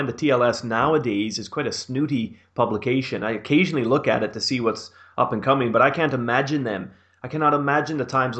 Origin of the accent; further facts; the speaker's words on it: Canada; as a Canadian